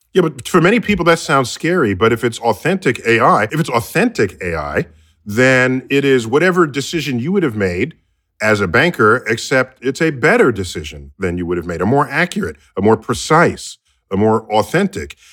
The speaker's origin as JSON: {"language": "English", "country": "United States", "tie": "born or raised there", "said": "I grew up here in the United States"}